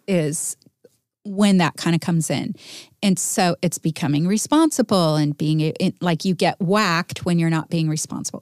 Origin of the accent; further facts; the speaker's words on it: United States; being American